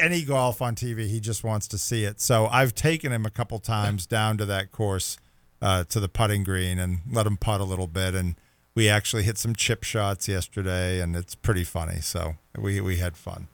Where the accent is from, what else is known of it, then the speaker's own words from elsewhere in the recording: Rockport, Massachusetts, United States; I grew up in Rockport, Massachusetts